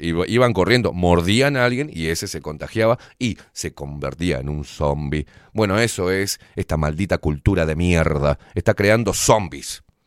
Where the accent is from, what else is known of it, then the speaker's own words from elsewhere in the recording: Uruguay; somos aburridos los uruguayos